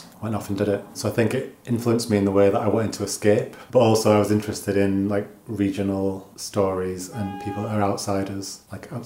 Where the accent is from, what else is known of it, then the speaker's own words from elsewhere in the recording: Dalton-in-Furness, North West England, United Kingdom; also born or lived in Scottish Borders; now in Scotland, United Kingdom; I grew up in Cumbria, in a town called Dalton-in-Furness, which is really small and like a peninsula